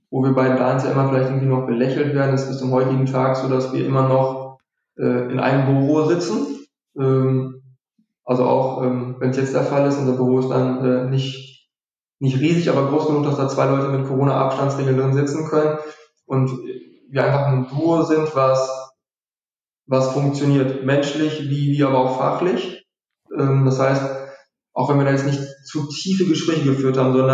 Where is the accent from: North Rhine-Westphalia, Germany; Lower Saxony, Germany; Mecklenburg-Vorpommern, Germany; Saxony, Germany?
North Rhine-Westphalia, Germany; wir, wir kommen ja hier aus dem Ruhrgebiet, deswegen sind, liegen uns Fußballbeispiele sehr oft nah.